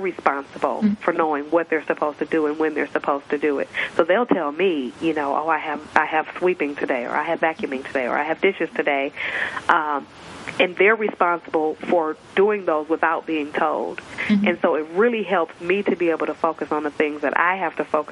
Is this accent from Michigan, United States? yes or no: yes; Michigan, United States; I am born and raised in Michigan.